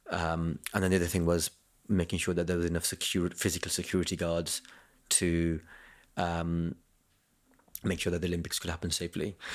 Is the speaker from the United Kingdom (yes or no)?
yes; Kent, South East England, United Kingdom; I'm from Kent